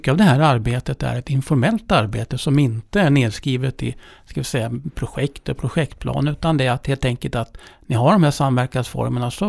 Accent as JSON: {"language": "Swedish", "region": "Dalarna County", "country": "Sweden", "said": "jag är från Dalarna"}